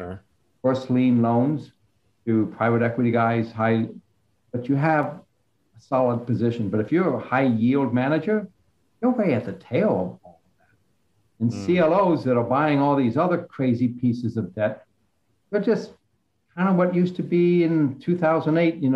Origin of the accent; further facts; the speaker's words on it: D.C., District of Columbia, United States; I grew up outside of Washington, D.C.